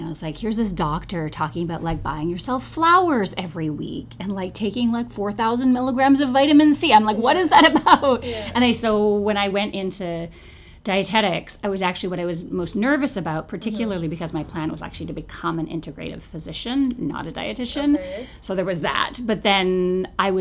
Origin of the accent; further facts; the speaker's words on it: Victoria, British Columbia, Canada; moved away; I grew up in Victoria